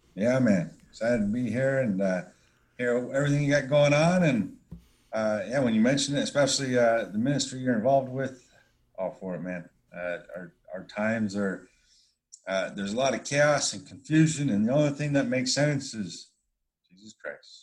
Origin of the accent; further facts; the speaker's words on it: Wyoming, United States; I'm from Wyoming